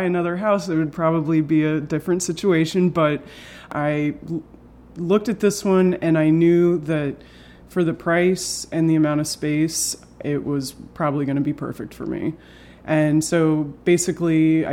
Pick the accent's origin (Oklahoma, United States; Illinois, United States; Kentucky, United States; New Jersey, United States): Oklahoma, United States; Tulsa; now in Philadelphia, United States; I'm from Tulsa, Oklahoma, and it was always, you know, a place that I was trying to leave, but I love going back to.